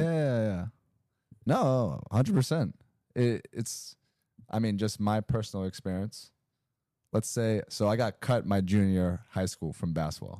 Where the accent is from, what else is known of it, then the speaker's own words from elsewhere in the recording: Greensboro, North Carolina, United States; I grew up in Greensboro, North Carolina, you know, not a lot of Asians out there